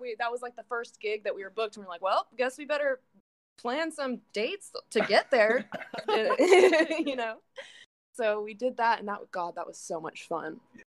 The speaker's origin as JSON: {"language": "English", "town": "Bakersfield", "region": "California", "country": "United States", "tie": "born or raised there", "said": "I grew up in Bakersfield"}